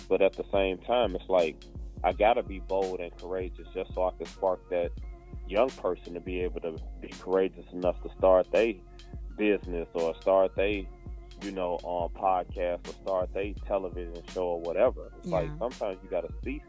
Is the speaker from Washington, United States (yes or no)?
no; Chicago, Illinois, United States; I grew up in Chicago